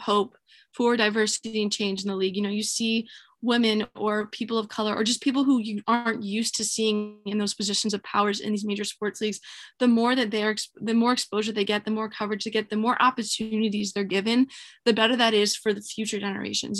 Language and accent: English; North Carolina, United States; moved away as an adult; also born or lived in New York; I'm from North Carolina and I came to to New York for school